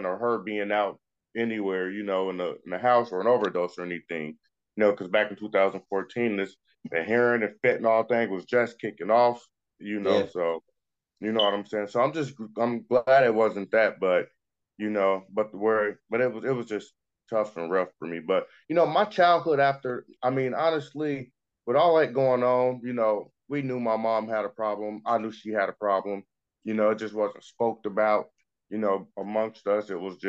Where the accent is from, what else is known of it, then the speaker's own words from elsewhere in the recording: Hialeah, Florida, United States; growing up in Hialeah, Miami, my school I went to, it's funny because I was put in a class with a bunch of Hispanic kids